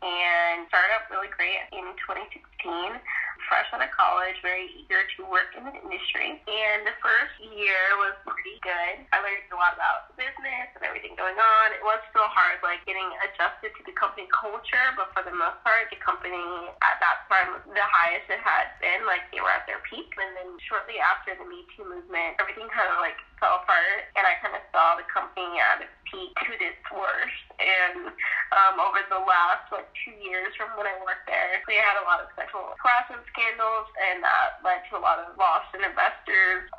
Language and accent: English; United States; I'm from Jersey, New York